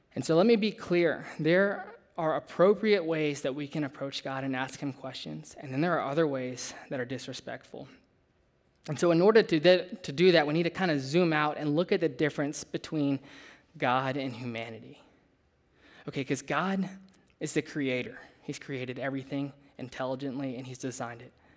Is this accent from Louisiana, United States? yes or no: yes; Louisiana, United States; moved away as an adult; I grew up in Louisiana, way down south, totally different than here.